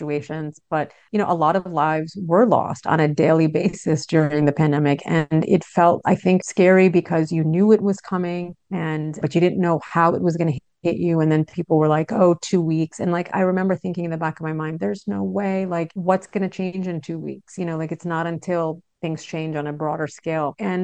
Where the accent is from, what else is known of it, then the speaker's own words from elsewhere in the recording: New York, United States; I grew up in New York